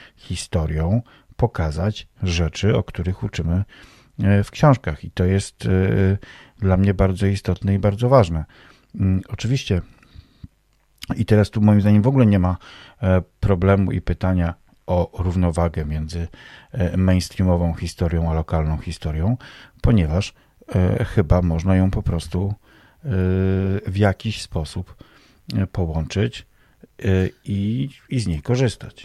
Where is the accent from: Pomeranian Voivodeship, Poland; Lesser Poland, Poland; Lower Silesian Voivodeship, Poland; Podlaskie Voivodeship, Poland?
Pomeranian Voivodeship, Poland; Staropole; moved away as an adult; now in Warsaw, Poland; w mojej rodzinnej, e, wsi w Staropole pod Malborkiem